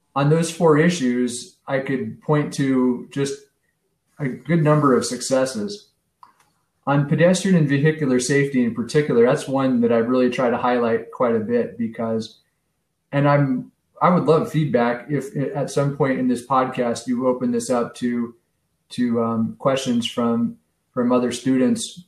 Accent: San Francisco, California, United States; moved away as an adult; also born or lived in Chicago, Illinois; now in Wilmette, United States; growing up in San Francisco in the 70s and 80s

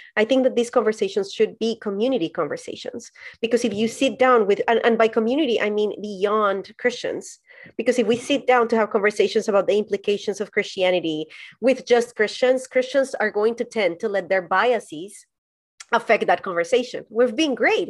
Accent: Colombia; moved away as an adult; also born or lived in San Diego, California, United States; now in United States; I was born and raised in Colombia, and then I moved to the U S to do an internship at a church

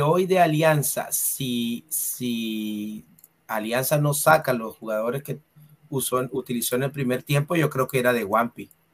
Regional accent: Santa Marta, Magdalena, Colombia; aquí en la ciudad de Ah, de, Santa Marta, de donde yo soy

